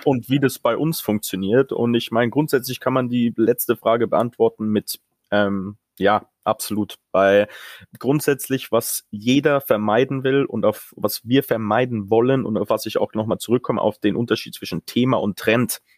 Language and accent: German; Munich, Bavaria, Germany; now in United Kingdom; ich als Münchner